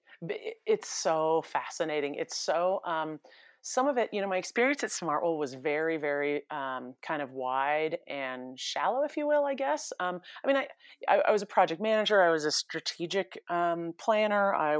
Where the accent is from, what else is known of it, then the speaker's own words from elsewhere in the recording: California, United States; I mean, I grew up in the San Francisco Bay Area